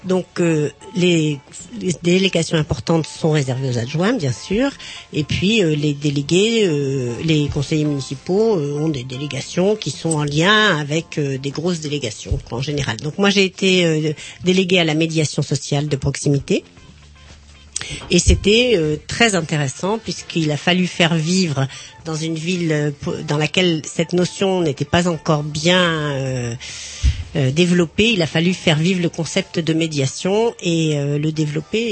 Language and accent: French; Rennes, Brittany, France; je suis rennaise d'origine, née à Rennes